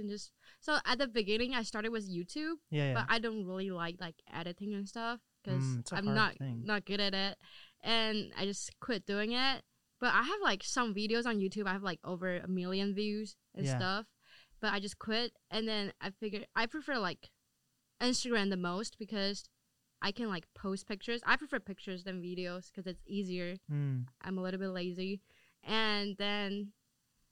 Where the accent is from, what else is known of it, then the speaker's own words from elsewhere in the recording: Taiwan; moved away as an adult; also born or lived in Texas / Germany / Seattle; I'm from Taiwan, but I study in like Texas, Germany, Seattle